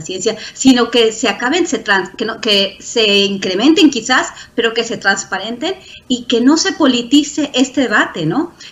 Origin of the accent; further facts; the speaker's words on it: Mexico; now in United States; soy mexicana y porque colaboro con muchos científicos mexicanos, aunque trabajo en Estados Unidos